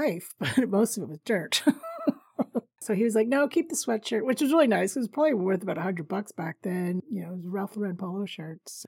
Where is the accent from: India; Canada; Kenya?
Canada; I'm Canadian